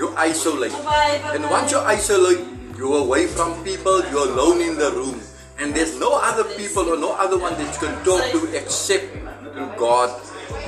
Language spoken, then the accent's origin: English; South Africa; I'm from Cabera, all the way from South Africa.